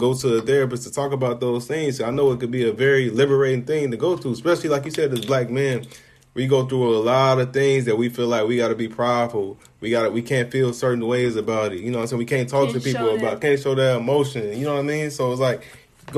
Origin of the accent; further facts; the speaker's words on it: Chicago, Illinois, United States; I'm from Chicago